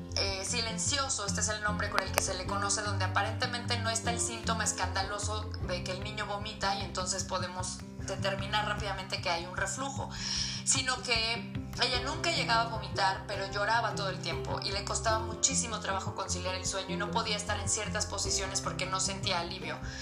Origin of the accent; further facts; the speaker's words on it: Cuernavaca, Morelos, Mexico; moved away as an adult; now in Puebla, Mexico; Soy morelense, nací en Cuernavaca, pero llevo casi 11 años viviendo en Puebla